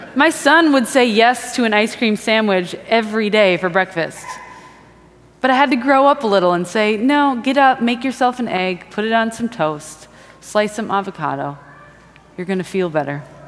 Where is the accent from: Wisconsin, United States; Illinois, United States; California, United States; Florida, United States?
Wisconsin, United States; moved away; I'm from Wisconsin